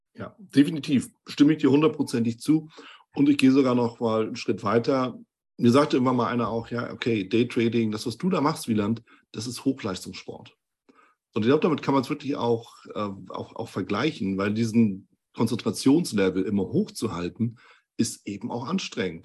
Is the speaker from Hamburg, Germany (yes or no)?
yes; Hamburg, Germany; wir sind ja auch beide aus Hamburg